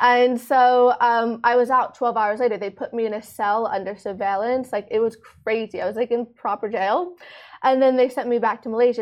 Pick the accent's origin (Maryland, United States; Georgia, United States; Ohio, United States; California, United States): Maryland, United States; moved away as an adult; now in Dubai, United Arab Emirates; I grew up in uh, Maryland in the United States